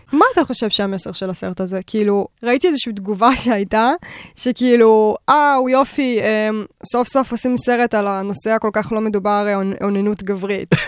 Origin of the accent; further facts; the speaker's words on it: Bat Yam, Tel Aviv District, Israel; הילדות שלי בבת ים